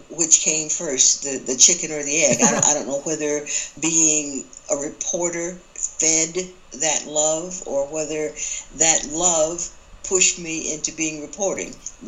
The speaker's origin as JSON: {"language": "English", "town": "Atlanta", "region": "Georgia", "country": "United States", "tie": "born or raised there", "moved": "yes", "said": "That is my home. Atlanta is my hometown"}